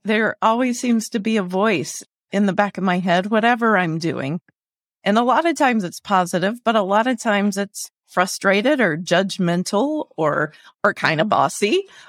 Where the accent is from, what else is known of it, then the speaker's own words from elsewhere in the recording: outside of Springfield, Central Illinois, United States; well, I'm from Central Illinois outside of Springfield.